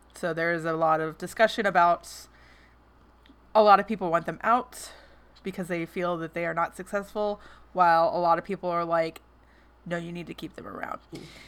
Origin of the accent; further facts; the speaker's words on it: West Memphis, Arkansas, United States; my hometown, which is West Memphis